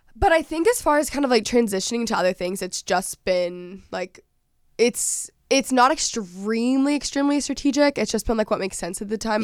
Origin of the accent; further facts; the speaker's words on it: Dallas, Texas, United States; moved away as an adult; I'm from Dallas, I'm from Texas originally